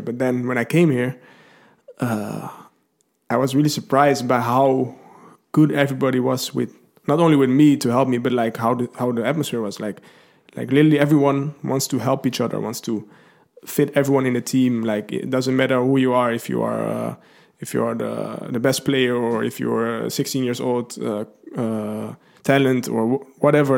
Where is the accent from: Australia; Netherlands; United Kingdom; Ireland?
Netherlands; Lelystad, Flevoland; I'm from Holland. I've been born there uh, in Lelystad. I don't think anybody knows that. Uh, that's that's quite a new city in Holland. Um, I've lived there all my life